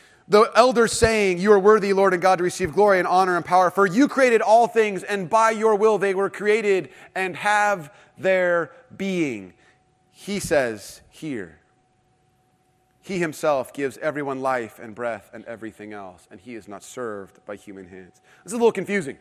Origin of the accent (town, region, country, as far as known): Irvine, California, United States